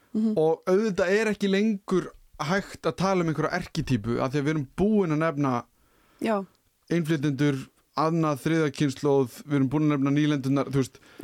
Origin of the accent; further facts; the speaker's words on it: Iceland; sem Íslendingar